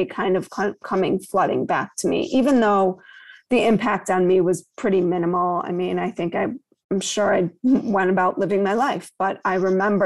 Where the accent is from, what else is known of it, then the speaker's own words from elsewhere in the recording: Chicago, Illinois, United States; I grew up on the North Shore of Chicago